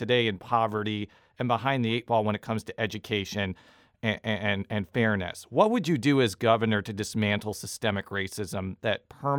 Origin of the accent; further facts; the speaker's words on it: Missouri, United States; also born or lived in Illinois; I was born in Illinois. Jacqueline was born in Illinois too, but I consider myself a fourth generation Missourian. My kids are fifth generation Missourians. I love this state